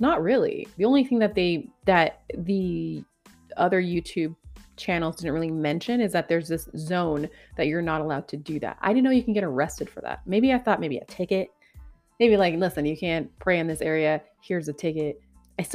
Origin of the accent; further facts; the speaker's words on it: Canada; now in Ontario, Canada; being a Canadian, thank God I live in Ontario